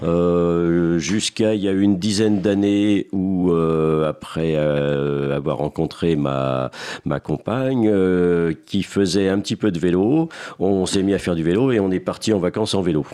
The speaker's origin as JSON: {"language": "French", "area": "Seine-et-Marne", "region": "Île-de-France", "country": "France", "tie": "born or raised there", "said": "je suis originaire, je suis un, un Seine-et-Marnais, je suis originaire du fin fond de la Seine-et-Marne dans la campagne"}